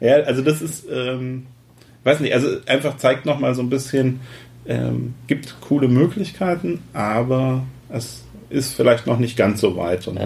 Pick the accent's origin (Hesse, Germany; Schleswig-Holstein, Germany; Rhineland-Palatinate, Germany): Hesse, Germany; ich komme ja aus Hessen